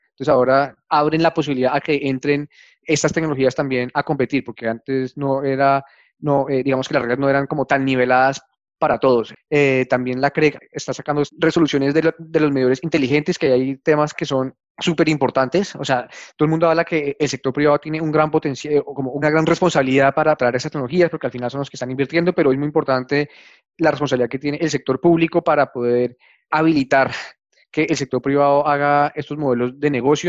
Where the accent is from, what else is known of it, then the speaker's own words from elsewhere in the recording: Colombia; somos todos los colombianos